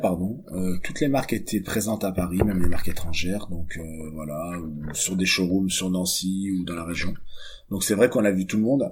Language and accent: French; Monaco; moved away; on est originaire de Monaco